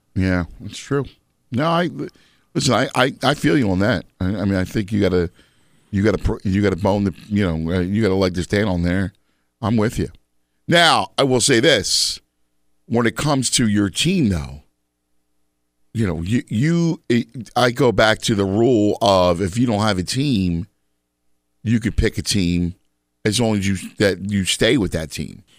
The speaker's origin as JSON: {"language": "English", "town": "Philadelphia", "region": "Pennsylvania", "country": "United States", "also_born_or_lived": "Chicago / New York", "moved": "yes", "said": "I'm from, obviously, Philadelphia, and I lived elsewhere, Chicago, New York."}